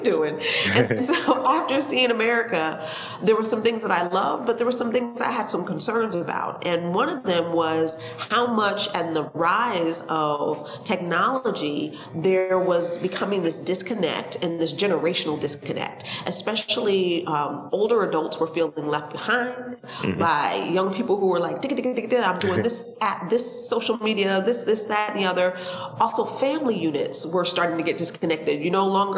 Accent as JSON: {"language": "English", "region": "upstate New York", "country": "United States", "moved": "yes", "lives_now": "Baltimore, United States", "said": "I'm originally from New York, upstate New York, and I lived in New York City for 18 years"}